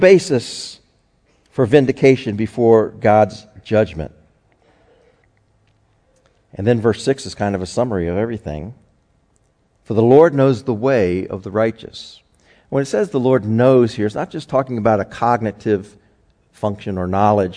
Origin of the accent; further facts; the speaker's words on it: United States; as an American